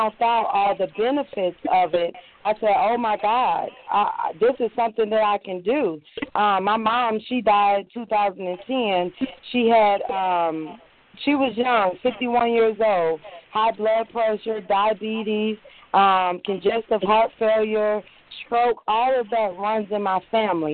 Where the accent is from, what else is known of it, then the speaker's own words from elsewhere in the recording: Minnesota, United States; moved away as an adult; also born or lived in Chicago, Illinois; now in Georgia, United States; I'm from Chicago, Illinois. I was raised in Minnesota. I moved to Georgia in 2008.